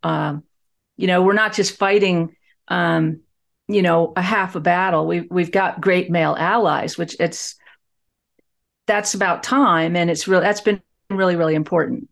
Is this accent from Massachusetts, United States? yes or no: no; Fort Worth, Texas, United States; my hometown of Fort Worth, Texas